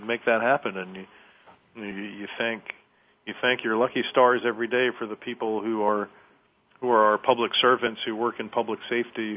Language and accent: English; Taunton, Massachusetts, United States; moved away; I was born and raised in Taunton, Massachusetts, about 40 miles southwest of Boston